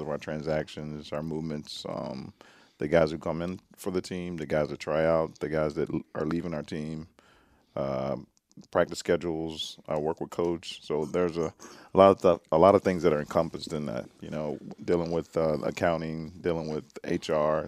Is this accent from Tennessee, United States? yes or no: yes; Nashville, Tennessee, United States; moved away as an adult; also born or lived in Atlanta / British Columbia; my hometown of Nashville, Tennessee